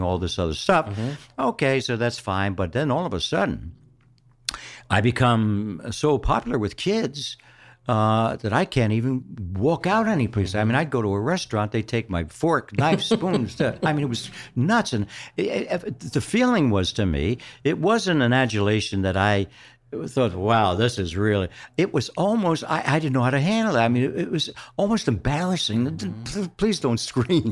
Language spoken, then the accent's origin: English; Philadelphia, Pennsylvania, United States; moved away; I am born and raised in Philadelphia, South Philadelphia.